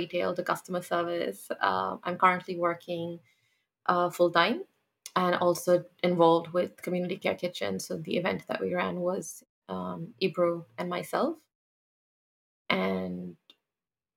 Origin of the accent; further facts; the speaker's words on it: Pakistan; moved away as an adult; now in Australia; I'm Pakistani born and brought up